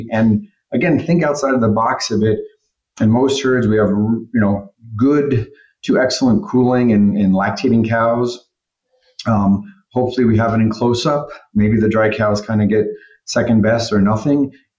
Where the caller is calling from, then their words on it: Torreón, Coahuila, Mexico; I'm connecting here from Torreon, Mexico.